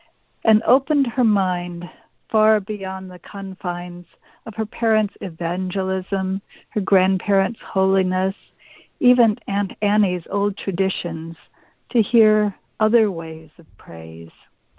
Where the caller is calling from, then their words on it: Orcas Island, Washington, United States; I'm calling from Orcas Island, the San Juan Islands of Washington State.